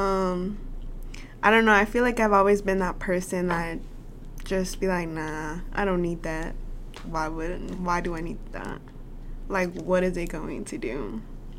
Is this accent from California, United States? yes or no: no; Little Rock, Arkansas, United States; we're both from Little Rock